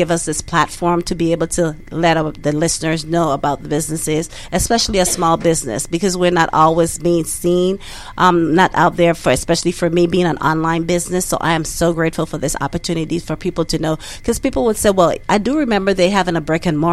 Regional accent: U.S. Virgin Islands; moved away as an adult; now in Duluth, United States; we are originally from the United States Virgin Islands. So my husband and I moved here in 1993 with our two small kids.

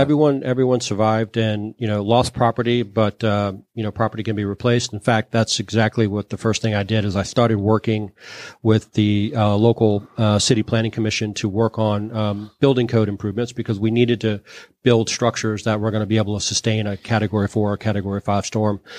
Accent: New Orleans, Louisiana, United States; I'm from New Orleans

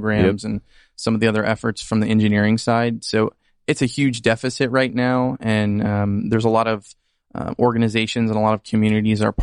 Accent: Orlando, Florida, United States; moved away as an adult; now in Pensacola, United States; I am originally from Orlando, Florida. Moved here about a year ago to Pensacola to help build out this market

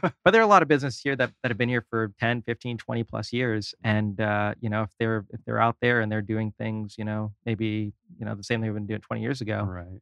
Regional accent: New York City, New York, United States; moved away; also born or lived in California / Orlando, Florida; I am from New York originally

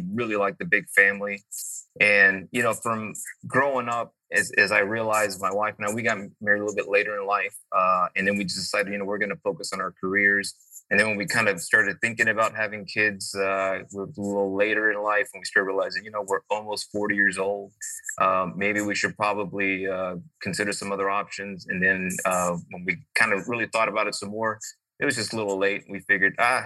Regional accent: Rosenberg, Texas, United States; also born or lived in Mexico City, Mexico; I grew up in Rosenberg, Texas, which is about 30 miles southwest of Houston, Texas

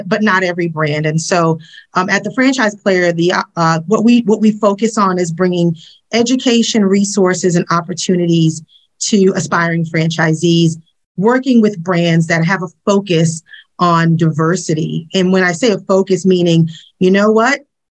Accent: Boston, Massachusetts, United States; moved away; also born or lived in Atlanta; as a kid growing up in the inner city of Boston

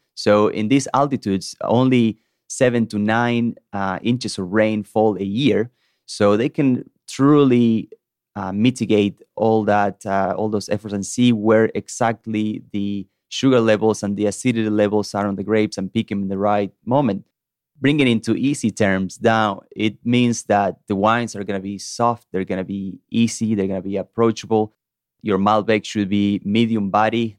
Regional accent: Salta, Argentina; moved away as an adult; also born or lived in Georgia, United States; now in Chattanooga, United States; my hometown in the northern part of Argentina called Salta

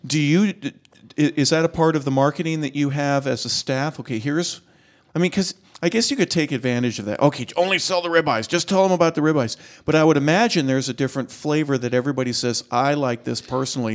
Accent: California, United States; moved away; I'm from California

